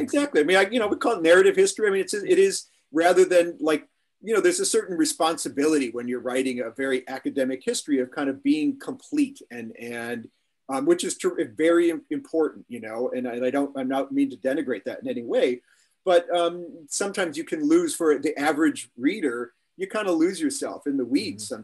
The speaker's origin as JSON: {"language": "English", "town": "Chicago", "region": "Illinois", "country": "United States", "tie": "born or raised there", "also_born_or_lived": "Manhattan, New York", "moved": "as an adult", "lives_now": "New York, United States", "said": "I grew up in Chicago um, in a neighborhood where everybody spoke Polish"}